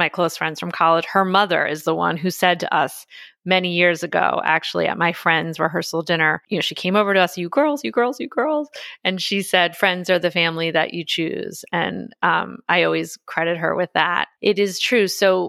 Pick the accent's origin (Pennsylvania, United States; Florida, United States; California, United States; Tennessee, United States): Pennsylvania, United States; Philadelphia; I went to Penn undergrad, which is right near where I grew up near Philadelphia.